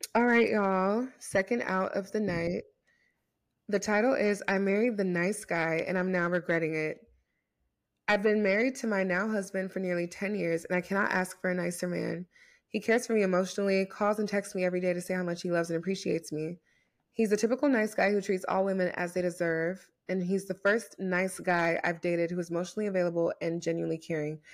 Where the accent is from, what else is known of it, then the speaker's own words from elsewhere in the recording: United States; I'm American